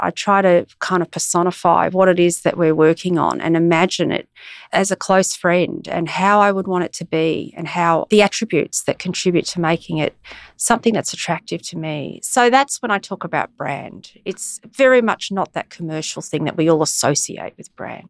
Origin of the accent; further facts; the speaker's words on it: Brisbane, Queensland, Australia; moved away as an adult; I'm from Brisbane. So I've come back to Brisbane after eighteen years, and I remember it so well, and I have a deep history in Brisbane